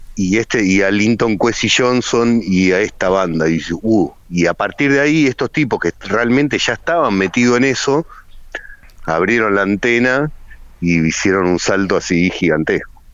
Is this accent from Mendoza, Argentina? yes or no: no; Hurlingham, Buenos Aires Province, Argentina; mi adolescencia en Hurlingham